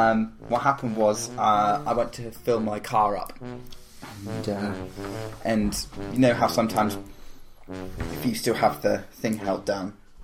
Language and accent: English; Devon, South West England, United Kingdom; I am originally from Devon.